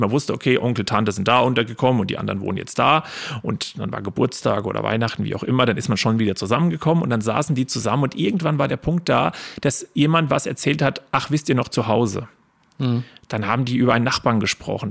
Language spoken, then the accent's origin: German; Lettgenbrunn, Hesse, Germany; in der Heimat, da wo ich Kind war, da wo ich Jugend war, da wo ich mit äh, Menschen aufgewachsen bin